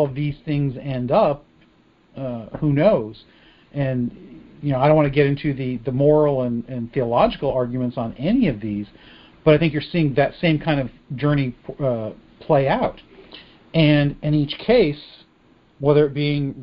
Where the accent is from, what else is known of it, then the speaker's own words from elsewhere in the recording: United States; who we are as an American people